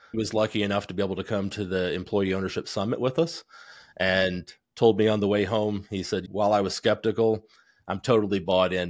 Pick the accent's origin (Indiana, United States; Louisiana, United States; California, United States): Indiana, United States; Goshen; also born or lived in New Paris, Indiana; I grew up in Goshen, Indiana, part-time there and then part-time in New Paris, just south of there